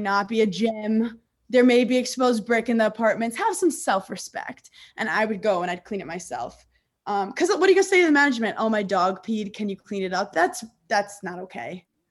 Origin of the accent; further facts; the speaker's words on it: New York, United States; I grew up in New York